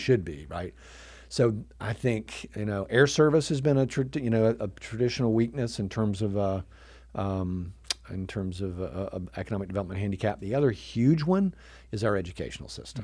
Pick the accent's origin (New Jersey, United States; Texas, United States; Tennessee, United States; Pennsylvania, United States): Tennessee, United States; Chattanooga; also born or lived in New York; I grew up here in Chattanooga, um, uh, except for four years up in New York in college